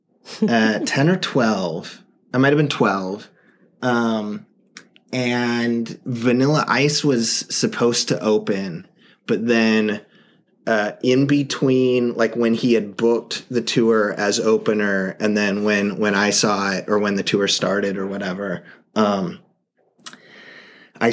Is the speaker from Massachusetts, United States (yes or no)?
no; Tacoma, Washington, United States; also born or lived in Seattle; I grew up in Tacoma, and then went to college in Seattle